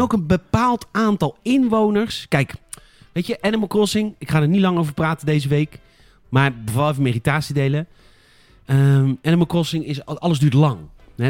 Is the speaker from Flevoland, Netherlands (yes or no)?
no; Rotterdam, South Holland, Netherlands; ik loop er rond als Rotterdammer